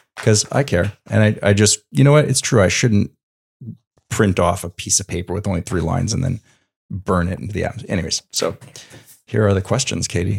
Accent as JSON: {"language": "English", "region": "Quebec", "country": "Canada", "tie": "born or raised there", "moved": "yes", "said": "I grew up in Quebec"}